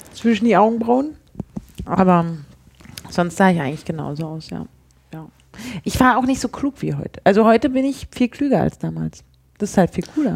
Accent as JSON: {"language": "German", "region": "Berlin", "country": "Germany", "said": "als Berliner"}